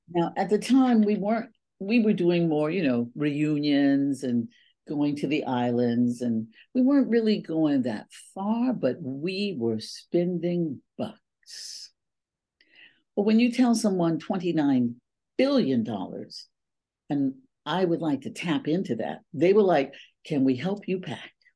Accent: East Palo Alto, California, United States; moved away as an adult; also born or lived in Oakland / San Diego; now in Paris, France; I grew up in a community called East Palo Alto

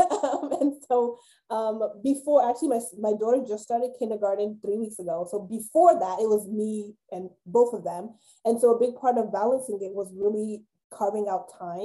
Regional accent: New York, United States; moved away; I'm a New Yorker. I grew up in New York

